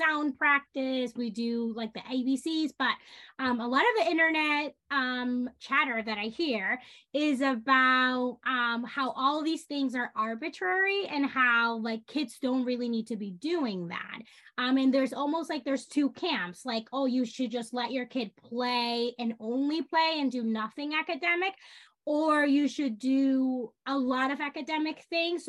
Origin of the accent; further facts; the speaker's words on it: Dominican Republic; now in New York, United States; I grew up in the Dominican Republic.